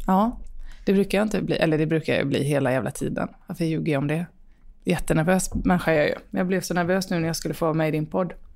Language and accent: Swedish; Rolfstorp, Halland County, Sweden; also born or lived in Varberg; sen så flyttade vi ganska snabbt till Rolfstorp då, där jag är uppvuxen